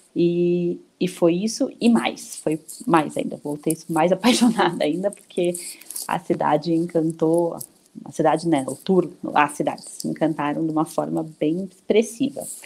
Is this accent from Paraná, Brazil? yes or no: yes; Curitiba, Paraná, Brazil; moved away as an adult; now in São Paulo, Brazil; eu sou de Curitiba, Paraná, moro em São Paulo há 18 anos